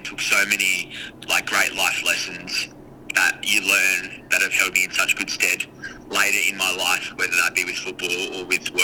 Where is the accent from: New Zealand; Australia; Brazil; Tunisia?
Australia; Adelaide, South Australia; zoned to Port Adelaide through where we grew up in Powerful Gardens